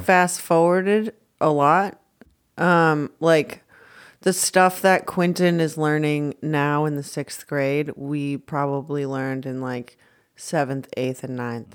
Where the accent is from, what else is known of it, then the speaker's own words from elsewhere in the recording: Scotland, United Kingdom; I'm Scottish